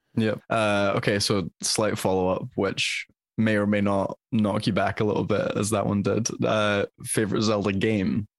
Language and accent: English; Scotland, United Kingdom; as a Scotsman